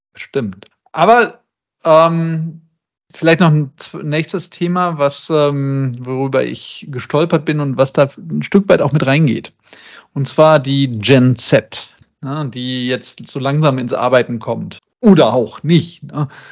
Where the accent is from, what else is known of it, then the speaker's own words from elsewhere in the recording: Essen, North Rhine-Westphalia, Germany; moved away; in meiner alten Heimat, nämlich in der Zeche Zollverein in Essen